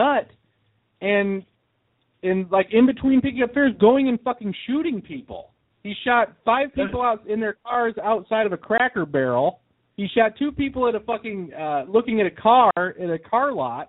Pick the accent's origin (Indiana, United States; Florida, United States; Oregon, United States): Indiana, United States; my hometown of Indiana